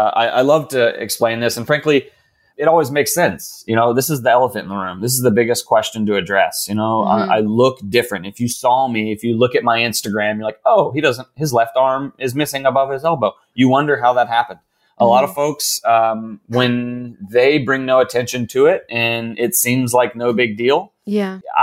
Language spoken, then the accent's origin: English; Raleigh, North Carolina, United States; Born and raised in Raleigh, North Carolina.